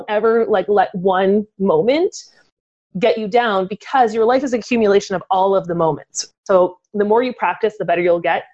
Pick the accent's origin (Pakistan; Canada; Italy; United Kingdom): Canada; we're Canadian